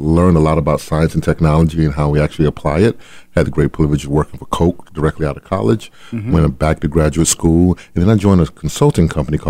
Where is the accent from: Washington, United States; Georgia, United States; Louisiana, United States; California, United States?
Georgia, United States; Adel; so I grew up in a town called Adel, Georgia.